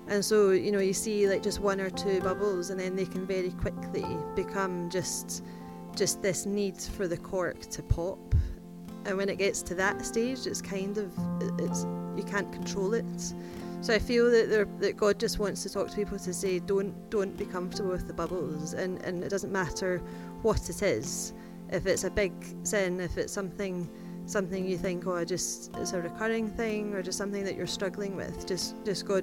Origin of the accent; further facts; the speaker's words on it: Scotland, United Kingdom; I'm Scottish